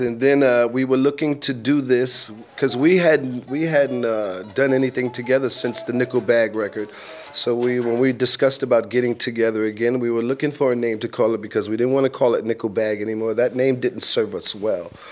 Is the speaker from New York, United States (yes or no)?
yes; New York, United States; now in Los Angeles, United States; home base is Los Angeles, but home is New York